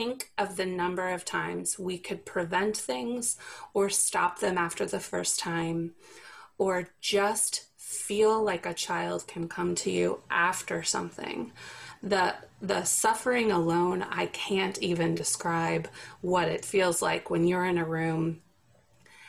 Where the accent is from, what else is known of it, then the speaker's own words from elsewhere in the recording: the South, United States; I'm from the South